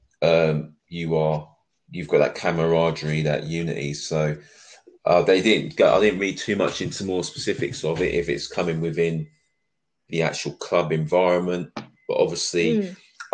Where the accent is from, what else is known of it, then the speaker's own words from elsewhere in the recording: London, United Kingdom; I'm from London